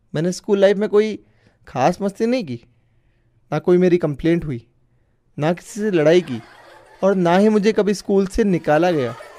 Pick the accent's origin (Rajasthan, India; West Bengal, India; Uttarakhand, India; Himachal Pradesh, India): Rajasthan, India; Phalodi; मैं राजस्थान के जोधपुर ज़िले में स्थित फलोदी शहर का रहने वाला हूँ